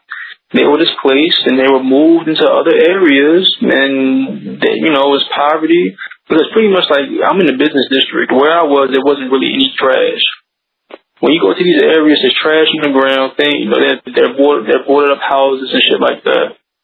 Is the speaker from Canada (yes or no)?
yes; Canada; Right, all right, so going to the main event, we're coming from Canada.